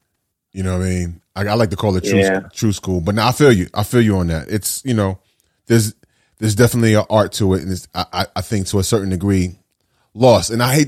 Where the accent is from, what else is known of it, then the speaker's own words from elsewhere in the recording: New York City, New York, United States; As a teenager, I grew up in Brooklyn.